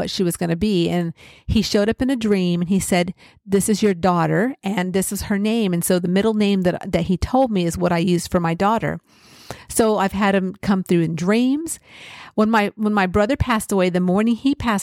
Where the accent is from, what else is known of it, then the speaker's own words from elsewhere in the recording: California, United States; I grew up in California.